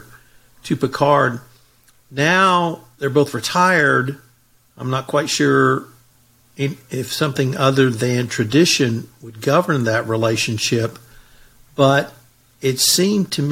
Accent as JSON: {"language": "English", "country": "United States", "said": "I'm from America"}